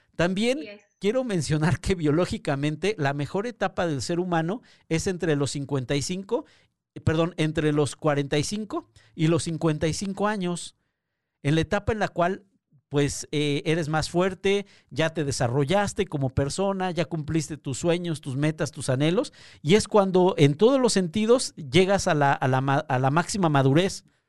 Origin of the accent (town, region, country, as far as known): Mexico